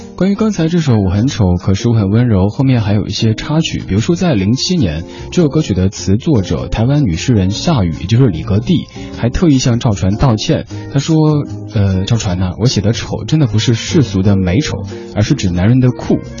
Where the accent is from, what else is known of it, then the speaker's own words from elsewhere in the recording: Chengdu, Sichuan, China; 我成都人